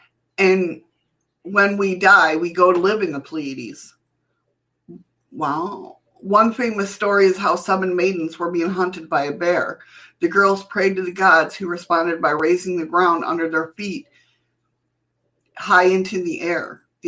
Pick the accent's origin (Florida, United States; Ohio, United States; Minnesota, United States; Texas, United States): Ohio, United States; Cincinnati; Okay, so growing up in Cincinnati, my family often took trips to Loveland, Ohio